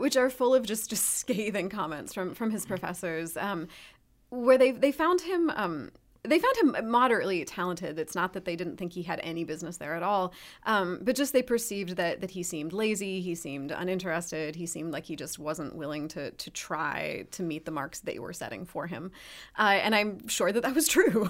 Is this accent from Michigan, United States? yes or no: yes; Ann Arbor, Michigan, United States; moved away; also born or lived in Ohio; I'm from Ann Arbor originally.